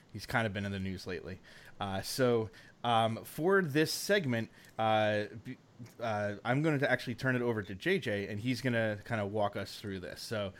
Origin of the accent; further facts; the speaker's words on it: Connecticut, United States; So I grew up in Connecticut, and typically people in that area become Ranger fans, but my dad had season tickets to the Islanders, so I grew up an Islander fan.